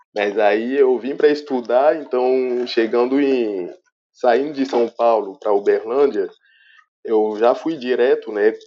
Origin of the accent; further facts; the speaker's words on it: Benin; moved away as an adult; now in Brazil; sou arquiteto e urbanista beninense da República do Benin